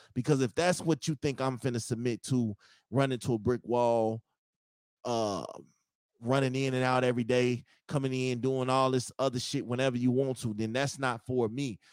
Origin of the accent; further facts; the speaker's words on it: Chicago, Illinois, United States; I'm from Chicago